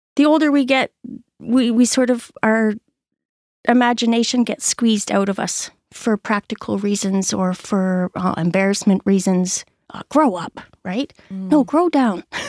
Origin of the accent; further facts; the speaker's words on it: Orillia, Ontario, Canada; moved away as an adult; also born or lived in Barrie, Ontario; now in Hackett's Cove, Canada; I am actually from Orillia, Ontario